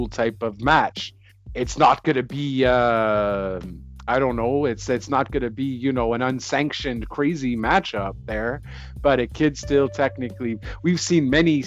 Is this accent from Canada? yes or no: yes; Canada; I'm Canadian